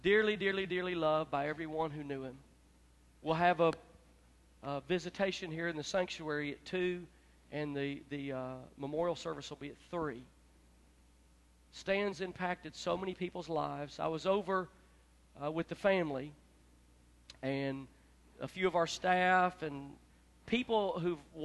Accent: Memphis, Tennessee, United States; moved away; also born or lived in Florida / Gulfport; I'm from Memphis

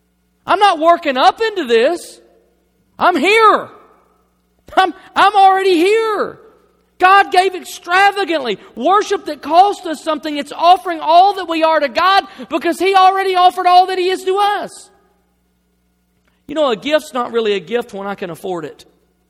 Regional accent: the South, United States; I mean, look, I grew up in the South. I'm a Christian.

